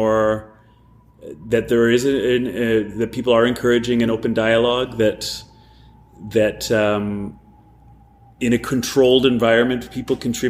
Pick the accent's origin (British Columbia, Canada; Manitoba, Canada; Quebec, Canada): British Columbia, Canada; Vancouver; moved away as an adult; also born or lived in Ontario; I grew up in Vancouver